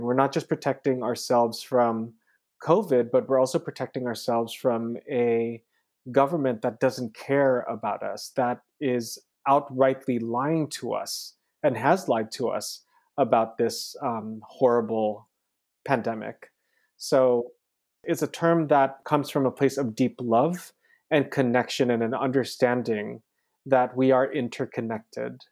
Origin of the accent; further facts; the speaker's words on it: California, United States; also born or lived in Philippines; growing up in California, I was, like, what, eleven years old during the Loma Prieta earthquake